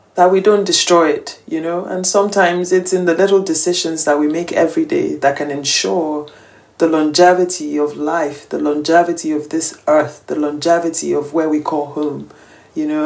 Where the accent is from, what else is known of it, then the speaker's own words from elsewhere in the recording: Nigeria; I'm Nigerian. I live in Lagos, Nigeria most of the time